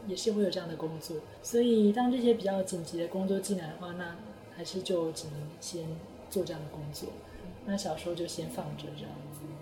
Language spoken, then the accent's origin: Chinese; Taiwan; first language Chinese; moved away as an adult; now in Japan; 我毕竟在台湾生活了二十几年，然后才到日本来